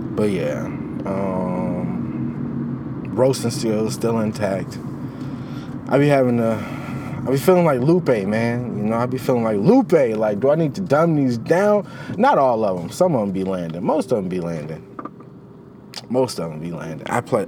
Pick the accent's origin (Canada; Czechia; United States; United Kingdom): United States; Chicago, Illinois; as a Chicagoan never going ice skating